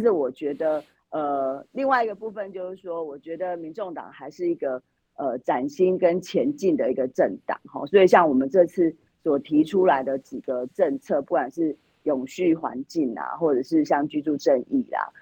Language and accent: Chinese; Yilan County, Taiwan; 我们宜兰这边